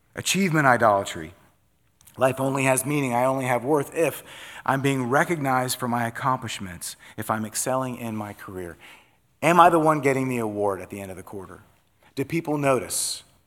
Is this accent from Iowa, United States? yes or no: yes; Iowa, United States; also born or lived in North Dakota; I was born in North Dakota. We were from Iowa